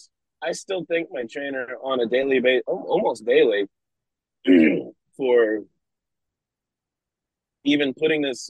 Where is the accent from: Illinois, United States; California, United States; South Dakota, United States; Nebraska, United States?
Nebraska, United States; also born or lived in New Zealand; now in Oregon, United States; I'm also from Nebraska